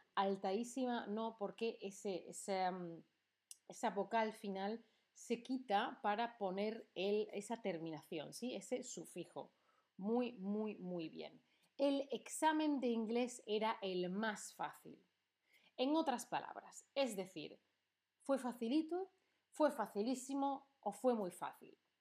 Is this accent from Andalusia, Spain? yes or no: yes; Seville, Andalusia, Spain; now in Berlin, Germany; de Sevilla, de mi ciudad de origen, es la más bonita, o es la más soleada, o Berlín, la ciudad en la que vivo